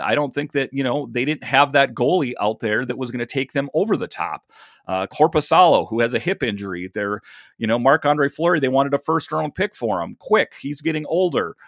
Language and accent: English; Minnesota, United States; I'm from Minnesota myself